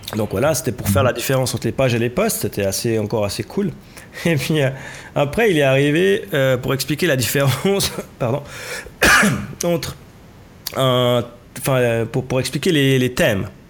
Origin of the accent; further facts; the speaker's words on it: Switzerland; chez nous en Suisse